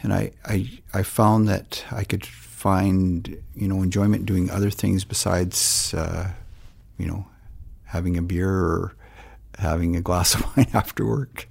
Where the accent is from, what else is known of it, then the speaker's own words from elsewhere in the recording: Surrey, British Columbia, Canada; moved away as an adult; also born or lived in Whitehorse, Yukon / Cochrane, Alberta / Lethbridge, Alberta; I grew up, um, I guess you'd say on the West Coast in Surrey, B C